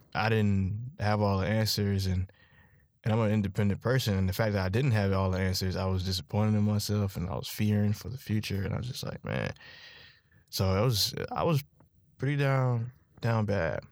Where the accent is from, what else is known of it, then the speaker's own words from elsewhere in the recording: Charlotte, North Carolina, United States; I'm from Charlotte, North Carolina, seven zero four.